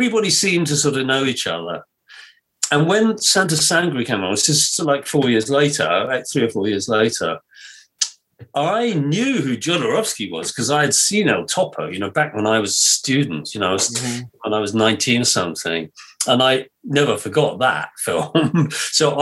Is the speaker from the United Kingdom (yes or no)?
yes; England, United Kingdom; I'm English